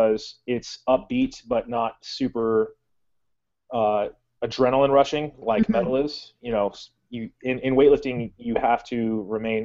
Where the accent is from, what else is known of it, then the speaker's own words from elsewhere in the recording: Valencia, California, United States; now in North Carolina, United States; I'm from Valencia, so, and in Southern California